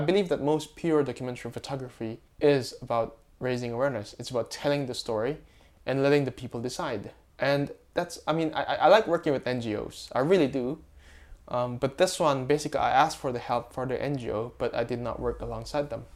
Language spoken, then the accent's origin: English; Makassar, South Sulawesi, Indonesia; my hometown, Makassar